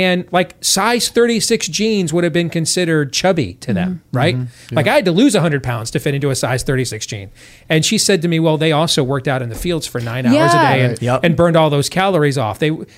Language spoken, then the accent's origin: English; Iowa, United States; I'm from Iowa, so you know I'm a fan of pig.